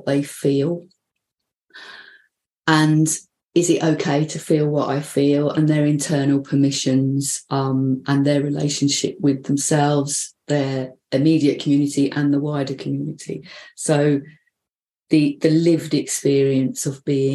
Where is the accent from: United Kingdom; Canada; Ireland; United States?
United Kingdom; London; now in North East England, United Kingdom; the Northeast, which is where I live, but not where I come from. And no, I haven't lost my accent, so I come from London.